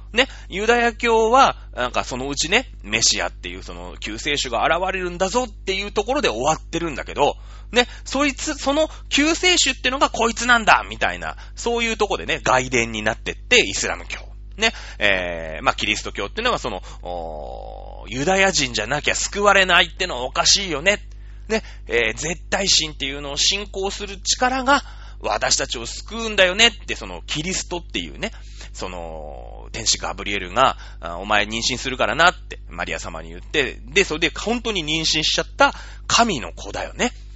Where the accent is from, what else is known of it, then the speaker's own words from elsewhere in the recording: Japan; 私たちは、まあ、日本という国に生まれ